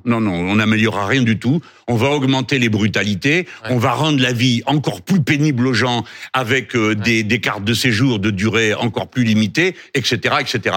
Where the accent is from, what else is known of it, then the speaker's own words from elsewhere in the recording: France; nous sommes français.